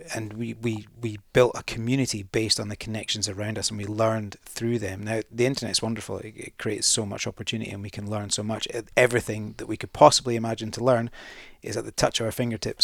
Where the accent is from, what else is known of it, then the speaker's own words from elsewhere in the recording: the Highlands, Scotland, United Kingdom; I'm from the Highlands